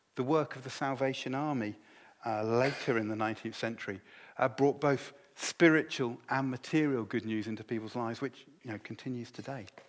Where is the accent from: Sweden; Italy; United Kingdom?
United Kingdom; My identity is no longer primarily that I am British, although I am and I love